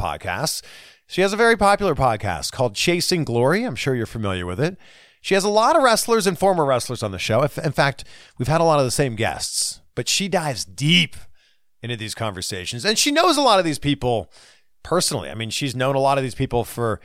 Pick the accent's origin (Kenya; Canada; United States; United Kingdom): Canada; Canada. Great country. My country. My home country.